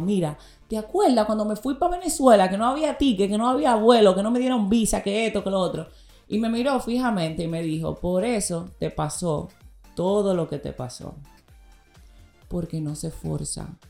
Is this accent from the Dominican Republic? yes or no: yes; Dominican Republic; yo soy dominicana